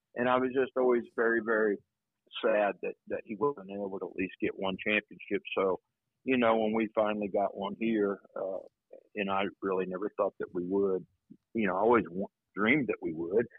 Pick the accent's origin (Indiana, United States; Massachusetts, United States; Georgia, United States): Indiana, United States; Anderson; now in New Albany, United States; I grew up in Anderson, Indiana